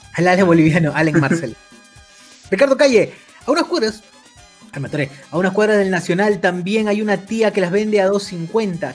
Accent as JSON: {"language": "Spanish", "country": "Peru", "said": "somos de Perú, Allen. Somos de Perú"}